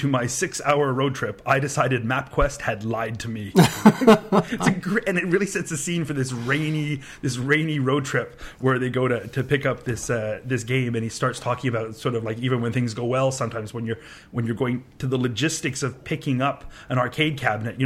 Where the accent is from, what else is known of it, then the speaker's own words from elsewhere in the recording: Canada; I'm from Canada